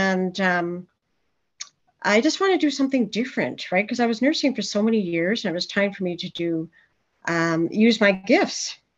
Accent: Quebec, Canada; now in Ontario, Canada; I'm originally from Quebec. And then I moved to Ontario.

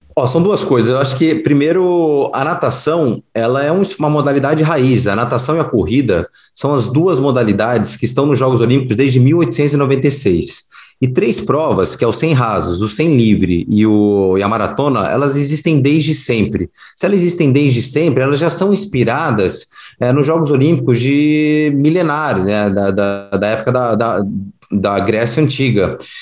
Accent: Rio de Janeiro, Brazil; eu sou carioca, fui aprendi a nadar no Fluminense

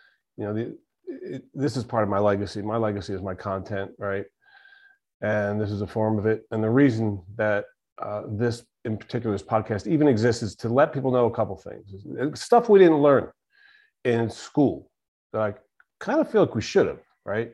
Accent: Philadelphia, Pennsylvania, United States; I'm a big sports guy from Philly

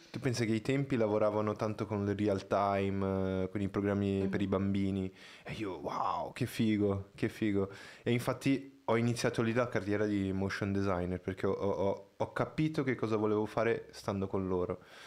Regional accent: Brazil; moved away; io sono brasiliano

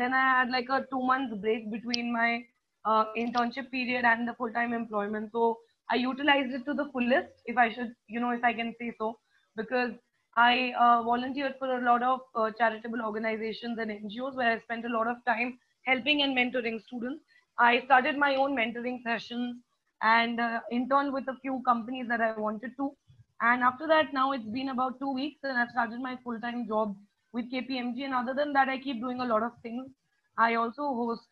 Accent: Pune, Maharashtra, India; moved away as an adult; also born or lived in Ahmedabad / Vellore; I was born in Ahmedabad, brought up in Pune. And I've done most of my schooling in Pune itself

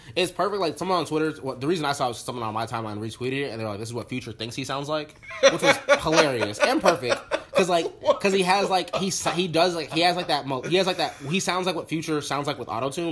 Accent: Orlando, Florida, United States; I'm I'm from Orlando.

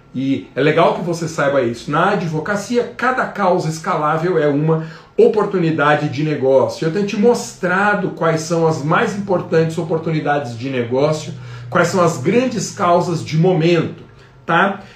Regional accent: Guarulhos, São Paulo, Brazil; então Guarulhos, por exemplo, minha terra natal

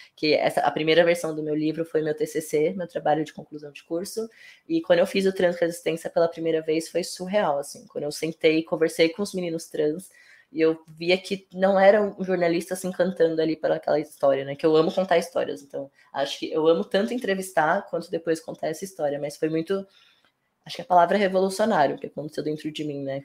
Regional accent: São Paulo, Brazil; Eu sou cria da Vila Nova Cachoeirinha, que é uma das quebradas aqui é, de São Paulo, zona norte de São Paulo.

